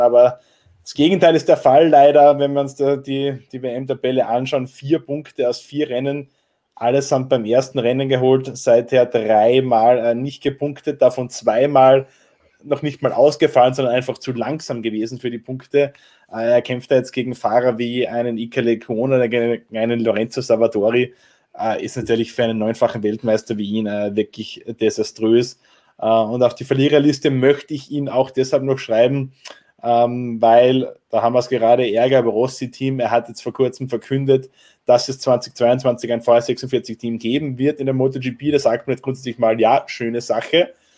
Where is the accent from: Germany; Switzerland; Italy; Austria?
Austria; als Österreicher